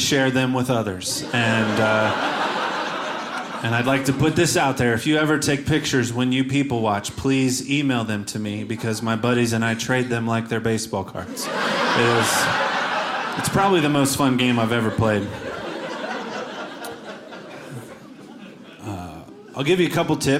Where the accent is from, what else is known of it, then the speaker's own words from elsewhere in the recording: Cincinnati, Ohio, United States; I'm from Cincinnati, Ohio